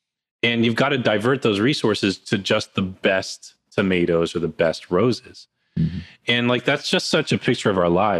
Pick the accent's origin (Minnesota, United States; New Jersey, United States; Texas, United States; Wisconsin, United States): New Jersey, United States; I grew up in New Jersey and I'm here now